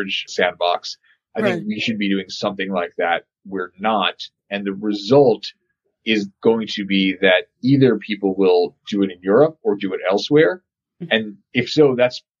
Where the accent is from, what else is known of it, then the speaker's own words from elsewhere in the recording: Colorado, United States; I'm from Colorado